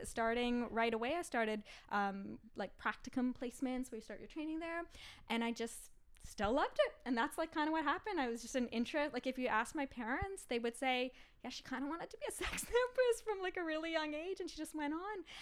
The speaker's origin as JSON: {"language": "English", "town": "Ottawa", "region": "Ontario", "country": "Canada", "tie": "born or raised there", "said": "I grew up in Ottawa"}